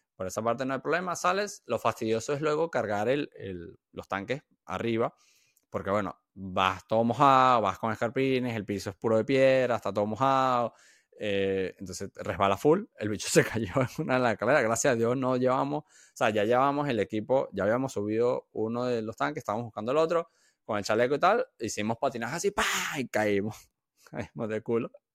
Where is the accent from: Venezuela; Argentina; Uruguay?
Venezuela; yo no soy de aquí, yo soy de Venezuela